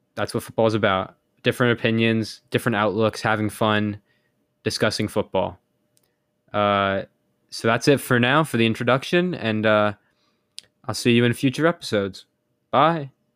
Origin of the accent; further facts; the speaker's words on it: United States; I'm American